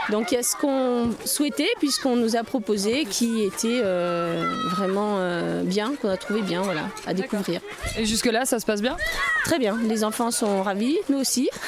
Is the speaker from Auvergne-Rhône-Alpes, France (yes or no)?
yes; Puy-de-Dôme, Auvergne-Rhône-Alpes, France; moi je suis du Puy de Dôme